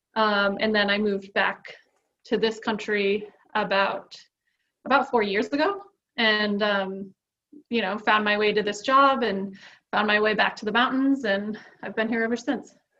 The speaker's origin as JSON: {"language": "English", "town": "South Portland", "region": "Maine", "country": "United States", "tie": "born or raised there", "moved": "yes", "lives_now": "North Conway, United States", "said": "I was born and raised in Maine. I grew up mostly south of Portland in a place called South Portland"}